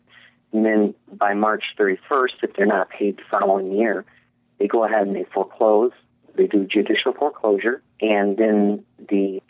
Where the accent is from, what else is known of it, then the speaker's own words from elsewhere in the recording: Michigan, United States; also born or lived in Miami, Florida / Kalamazoo, Michigan / Hastings, Michigan; I'm from Michigan originally.